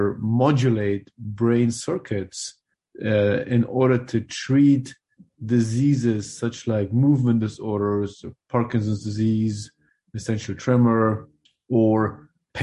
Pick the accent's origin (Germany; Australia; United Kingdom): Germany; moved away as an adult; also born or lived in Afghanistan / Switzerland; now in Louisville, United States; I moved to Germany when I was 6 years old. That's where I grew up and did my medical school